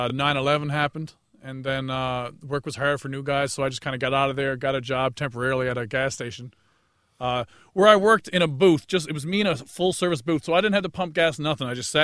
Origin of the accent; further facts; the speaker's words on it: Newfoundland and Labrador, Canada; moved away as an adult; also born or lived in South Korea; loved comedy growing up in Newfoundland.